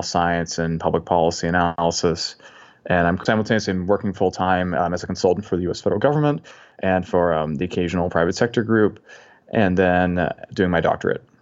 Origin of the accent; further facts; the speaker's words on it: Massachusetts, United States; moved away as an adult; also born or lived in Indiana; now in Washington, D.C. area, United States; I'm originally from Massachusetts